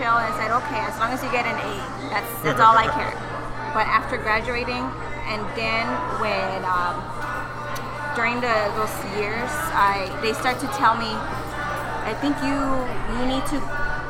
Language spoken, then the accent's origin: English; Arizona, United States; This is my hometown, Arizona. It's my town, my state.